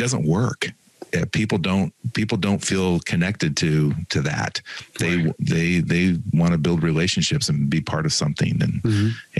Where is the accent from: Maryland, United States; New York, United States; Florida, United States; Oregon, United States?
Oregon, United States; Eastern; I'm from Eastern Oregon